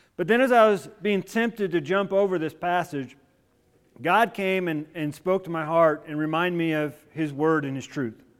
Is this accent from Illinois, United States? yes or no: yes; Illinois, United States; moved away; I had grown up in Illinois. At that moment in time, I considered Illinois my home state